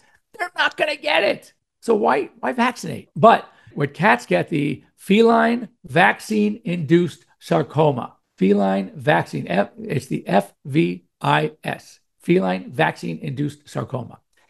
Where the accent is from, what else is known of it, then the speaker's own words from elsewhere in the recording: New York, United States; moved away; I'm from New York originally, but we moved to California in 1962.